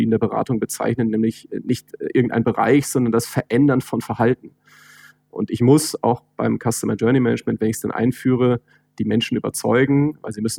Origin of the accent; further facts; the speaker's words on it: Northern Germany, Germany; Ich komme ja aus dem Norden, ne?